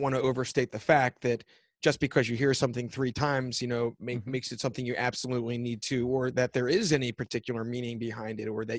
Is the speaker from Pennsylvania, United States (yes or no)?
yes; Philadelphia, Pennsylvania, United States; I'm from Philadelphia. I'm an East Coast guy.